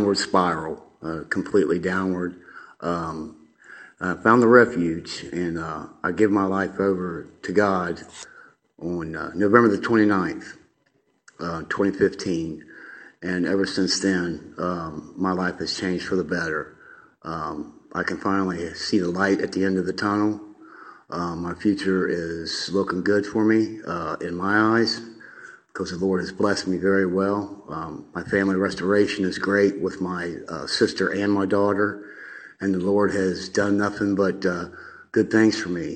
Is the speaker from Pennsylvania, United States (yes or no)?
no; Columbus, Ohio, United States; I was born and raised in Columbus, Ohio.